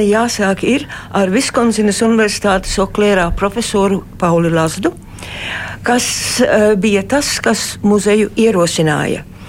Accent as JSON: {"language": "Latvian", "country": "Australia", "tie": "born or raised there", "moved": "as an adult", "lives_now": "Latvia", "said": "es uzaugu Austrālijā"}